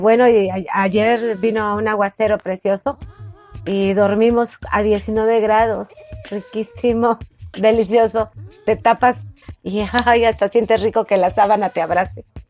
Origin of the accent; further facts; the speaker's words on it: Córdoba, Veracruz, Mexico; somos originarios de Córdoba, Veracruz. Y ya tenemos muchos años aquí